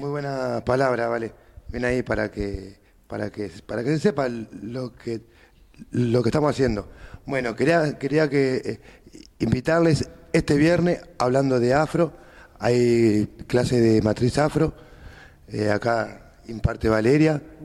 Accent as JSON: {"language": "Spanish", "country": "Argentina", "said": "soy argentino, soy argentino, hijo de uruguayo"}